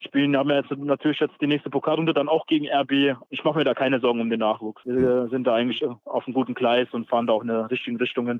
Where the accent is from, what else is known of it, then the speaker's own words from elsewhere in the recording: Electoral Palatinate, Baden-Württemberg, Germany; moved away as an adult; now in Erfurt, Germany; ich bin Kurpfälzer, ich komme aus Baden-Württemberg gebürtig